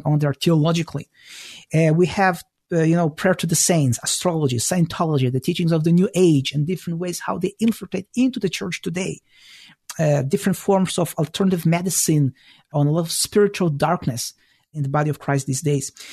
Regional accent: Israel; moved away as an adult; also born or lived in former Soviet Union / Toronto, Canada; now in Chicago, United States; I was born in the former Soviet Union, so I speak Russian. I grew up in Israel

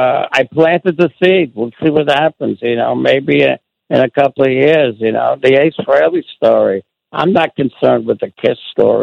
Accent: New York City, New York, United States; Growing up in the Bronx, you know, poor, you know, lower middle class

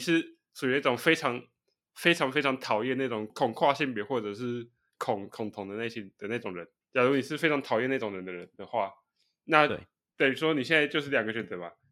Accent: Taiwan; 我们台湾人

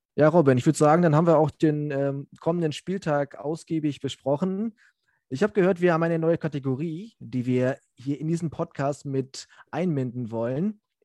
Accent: Osnabrück, Lower Saxony, Germany; ich komme hier aus Osnabrück

